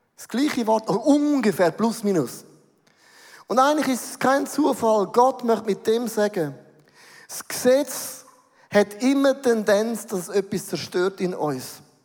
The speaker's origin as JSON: {"language": "German", "country": "Switzerland", "said": "Bin ein Schweizer, bodenständig"}